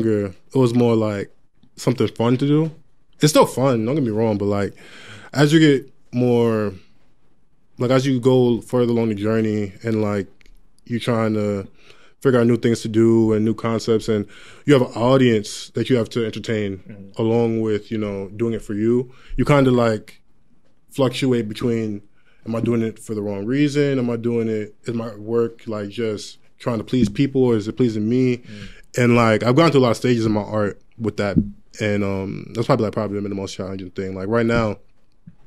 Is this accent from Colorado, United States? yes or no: no; Long Island, New York, United States; I'm from Long Island, New York, 516